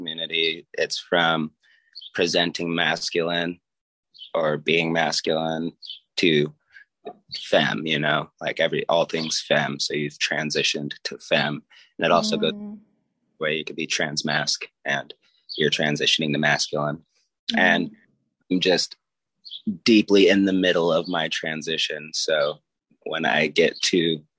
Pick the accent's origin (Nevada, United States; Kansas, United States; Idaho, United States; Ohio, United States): Nevada, United States; Las Vegas; now in Utah, United States; when I moved to Utah, because I'm from Vegas, so when I moved to Utah